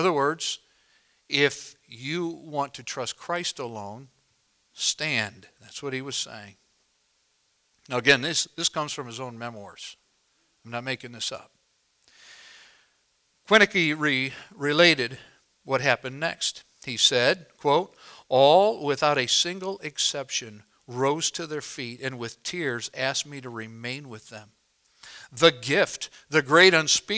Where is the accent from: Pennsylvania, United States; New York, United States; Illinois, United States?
Illinois, United States; where I was raised in Illinois